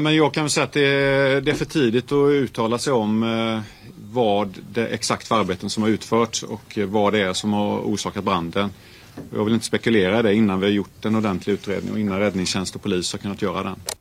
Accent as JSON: {"language": "Swedish", "town": "Gothenburg", "region": "Västra Götaland", "country": "Sweden", "said": "hur man som göteborgare kan känna"}